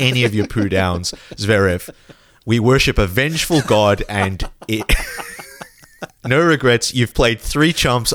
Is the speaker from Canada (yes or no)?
no; Australia; we grew up in Australia seeing on television